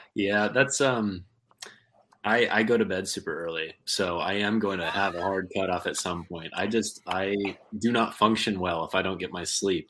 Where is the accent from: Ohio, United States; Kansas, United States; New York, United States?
Kansas, United States; also born or lived in California / Arkansas; now in Southwest Michigan, United States; I grew up in Kansas, which is a lot more of just like farm ponds and and small reservoirs